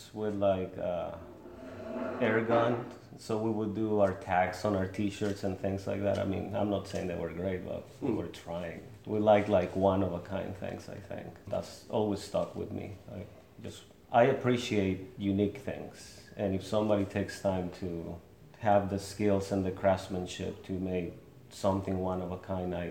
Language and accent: English; Mexico; now in Lawrence, United States; I was born in Mexico, but I have lived here in Lawrence for the last 16 years.